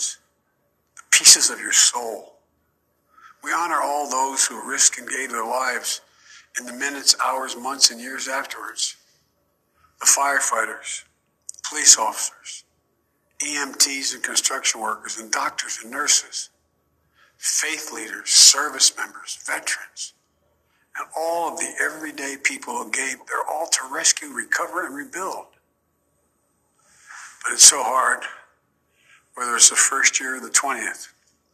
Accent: Delaware, United States; my friend Davis, who I grew up with in Delaware.

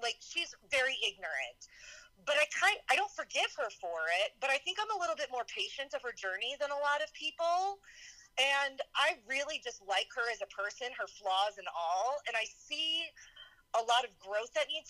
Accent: New Orleans, Louisiana, United States; I grew up right outside of New Orleans, just as she did. Though New Orleans is an extremely diverse town, we lived in strictly white suburbs. Like, Black people did not live in the city that I grew up in.

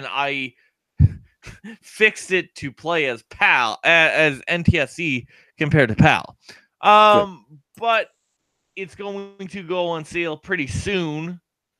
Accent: Canada; We are Canadian

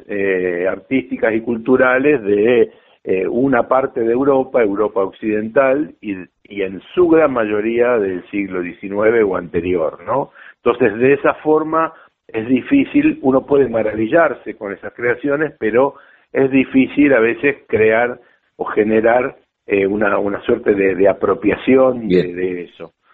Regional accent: La Plata, Buenos Aires Province, Argentina; Yo nací en Capital, pero por suerte cuando era un niño, tenía dos años, tres años, nos fuimos a La Plata, estuve unos cinco o seis años viviendo en La Plata

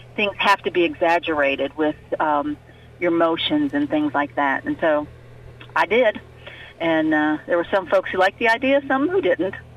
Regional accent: Fairview, West Virginia, United States; I'm from North Central West Virginia. I'm from Fairview outside Fairmont

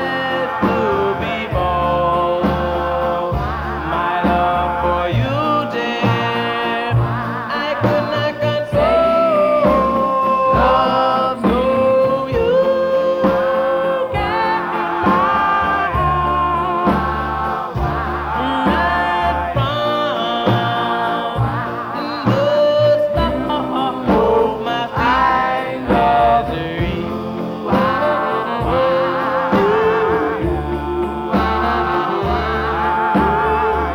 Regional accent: the New York area, United States; growing up in the New York area

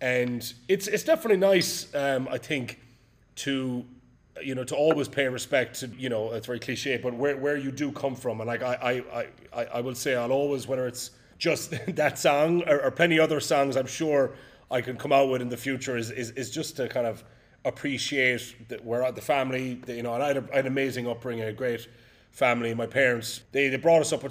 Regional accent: Ireland; now in New York, United States; as an Irishman

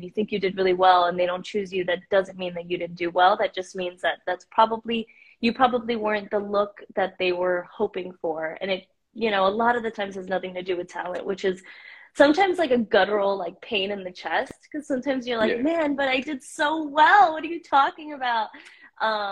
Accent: Miami, Florida, United States; also born or lived in Mexico; I was born in Mexico and I grew up in Miami

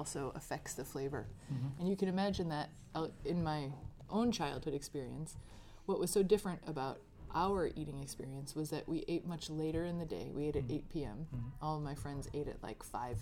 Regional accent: outside of Chicago, Illinois, United States; I grew up outside of Chicago

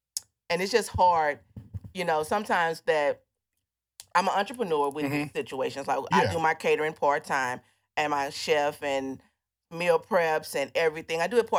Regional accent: Baton Rouge, Louisiana, United States; now in Houston, United States; I'm from Baton Rouge.

